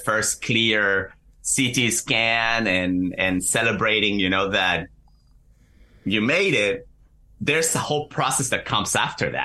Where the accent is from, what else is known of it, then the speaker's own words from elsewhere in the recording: Chile; moved away as an adult; also born or lived in Central New Jersey, United States; now in New Jersey, United States; I'm originally from Chile. I moved to the U.S. in 2016 and currently live in Central New Jersey